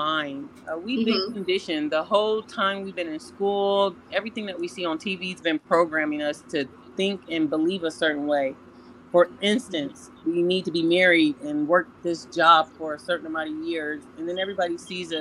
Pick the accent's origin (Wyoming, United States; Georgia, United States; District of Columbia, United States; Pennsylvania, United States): District of Columbia, United States; Washington; now in Columbus, United States; I'm from Washington, D.C., relocated to Ohio